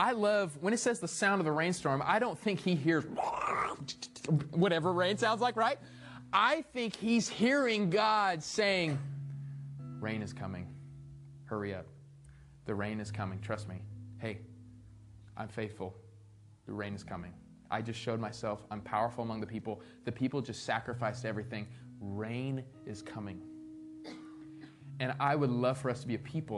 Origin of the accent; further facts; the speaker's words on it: Arizona, United States; I'm from Arizona. I don't know what rain is.